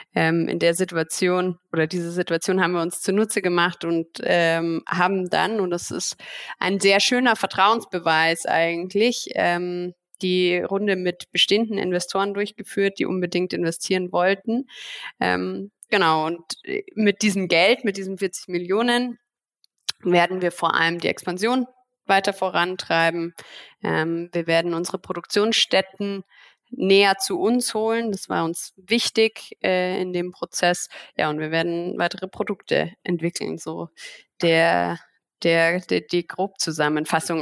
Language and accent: German; Germany; als Deutsche